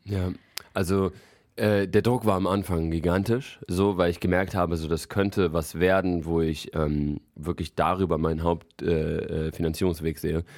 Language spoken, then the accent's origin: German; Frankfurt, Hesse, Germany; now in Berlin, Germany; Ich komme ja eigentlich aus Frankfurt